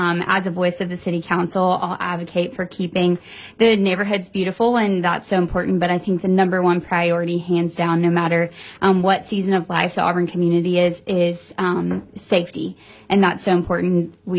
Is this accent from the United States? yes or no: no; Germany; born there; also born or lived in South Korea; I've lived all over the world. I was born in Germany and lived in South Korea